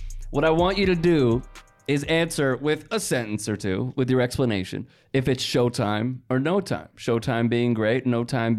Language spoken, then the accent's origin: English; Chicago, Illinois, United States; now in Los Angeles, United States; We're from Chicago.